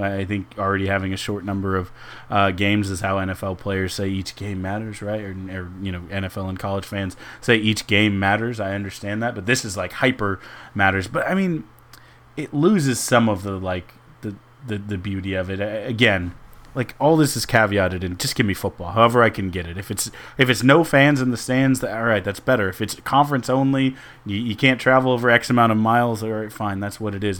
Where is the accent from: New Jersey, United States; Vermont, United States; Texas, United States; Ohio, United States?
Texas, United States; Houston; in my hometown